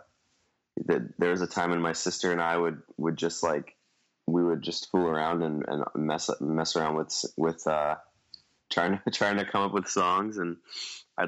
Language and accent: English; New York City, New York, United States; born and raised in Staten Island, New York